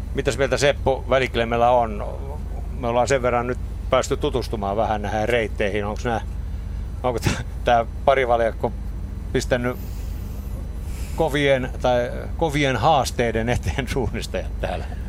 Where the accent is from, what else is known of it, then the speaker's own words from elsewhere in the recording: Kymenlaakso, Finland; Me ollaan molemmat Kymenlaaksosta kotoisin